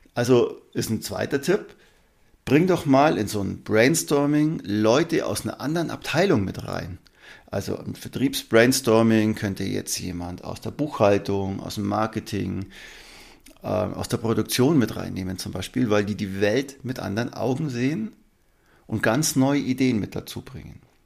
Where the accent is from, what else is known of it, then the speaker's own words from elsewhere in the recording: Allgäu, Germany; bei uns im Allgäu